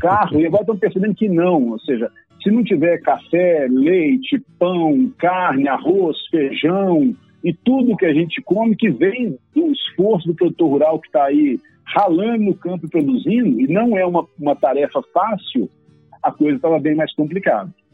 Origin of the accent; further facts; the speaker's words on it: Belo Horizonte, Minas Gerais, Brazil; Eu sou de Minas, de Belo Horizonte, mas rodo o Brasil inteiro